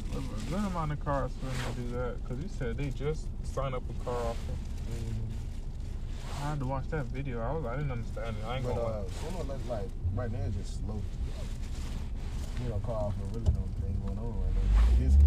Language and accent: English; Florida, United States; I'm from Florida